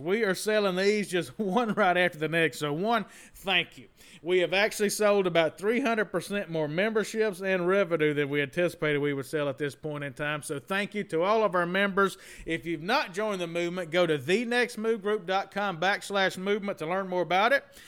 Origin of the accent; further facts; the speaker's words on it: Southern Mississippi, United States; I went to Mississippi State, but I'm from Southern Mississippi